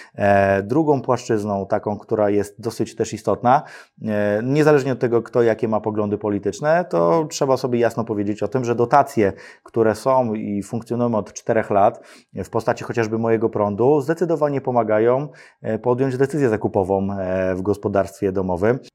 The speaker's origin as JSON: {"language": "Polish", "town": "Radom", "region": "Masovian Voivodeship", "country": "Poland", "said": "ja pochodzę z Radomia, tam obok jest Przytyk"}